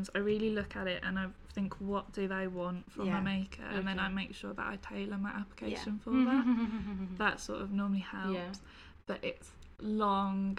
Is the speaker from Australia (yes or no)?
no; West Midlands, United Kingdom; I was living at home in the Midlands. I'm from the West Midlands, from my accent.